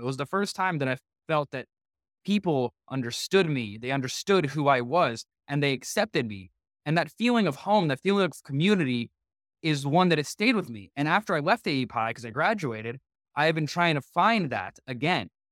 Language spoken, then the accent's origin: English; Walnut Creek, California, United States; also born or lived in Soviet Union / San Francisco; growing up in Walnut Creek